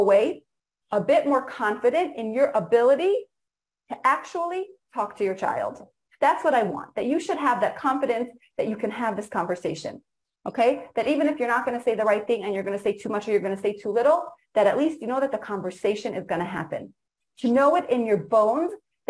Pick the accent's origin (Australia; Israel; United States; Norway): Israel; English is a second language; I was born in Eretz Yisrael, grew up here